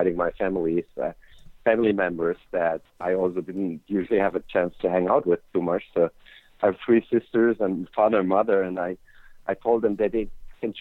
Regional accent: Austria; I grew up in Austria, a little country in Europe

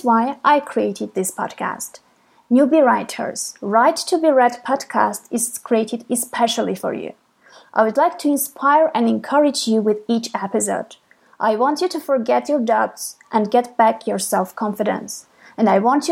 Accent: Armenia; I'm from Armenia

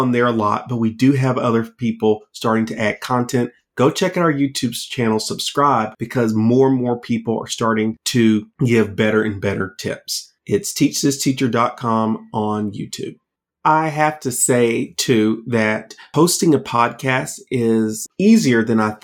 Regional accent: Georgia, United States; my home state of Georgia

